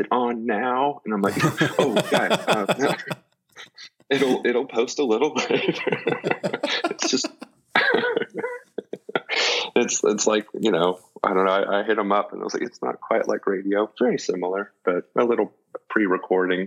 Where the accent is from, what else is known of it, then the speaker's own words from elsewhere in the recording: Kingston Springs, Tennessee, United States; growing up, we lived in Kingston Springs, Tennessee, which is about, I don't know, with traffic now, 20, 30 minutes outside of Nashville